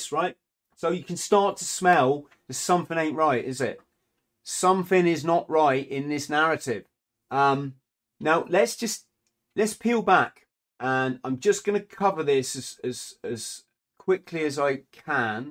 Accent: England, United Kingdom; being an English person

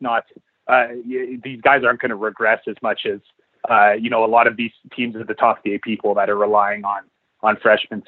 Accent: Edmonton, Alberta, Canada; moved away; my hometown team

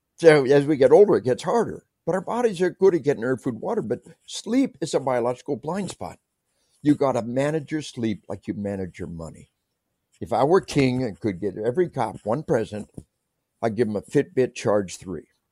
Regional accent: Arkansas, United States; I tell people we are from Arkansas

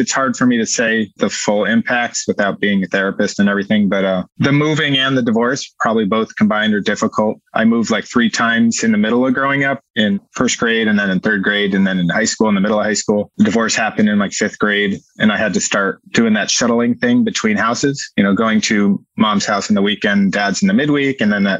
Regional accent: Massachusetts, United States; I grew up in Western Massachusetts. I moved around a lot, but I lived in the Berkshires and the Springfield area.

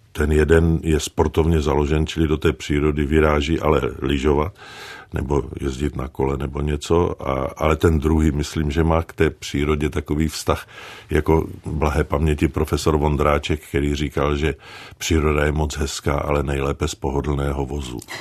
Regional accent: Liberec, Liberec Region, Czechia; also born or lived in Jevany; to dětství bylo to hrané v Jevanech

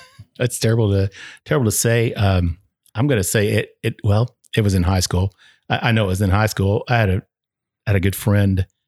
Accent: Flatwoods, Kentucky, United States; I was, uh, born and raised in Northeastern uh, in a little town called Flatwoods, which is outside of Ashland. Uh, so it's in northeastern Kentucky

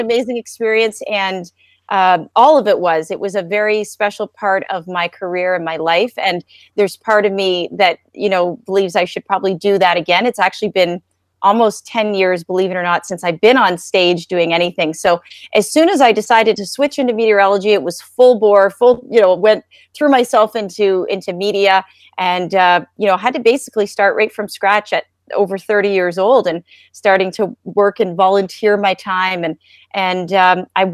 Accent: Canada; I'm Canadian

